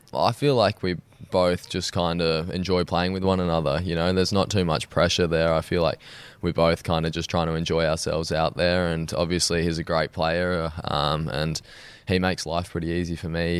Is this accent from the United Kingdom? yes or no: no; Sydney, New South Wales, Australia; I was born in Sydney. I've grown up there my whole life